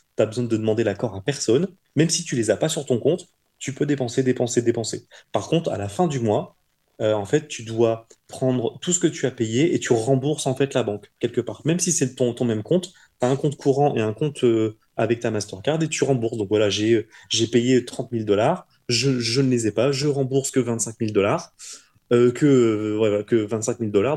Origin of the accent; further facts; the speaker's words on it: France; moved away as an adult; en tant que bon petit français